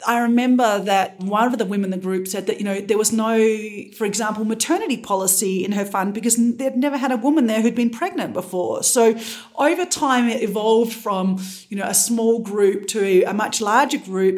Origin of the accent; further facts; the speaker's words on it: Australia; moved away; I'm originally from Australia